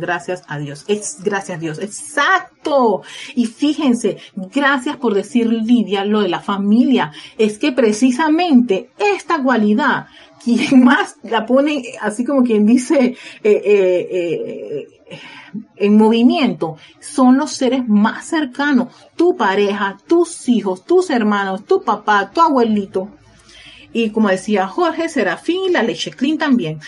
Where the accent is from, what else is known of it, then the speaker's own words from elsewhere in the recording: Panama; en mi país, en Panamá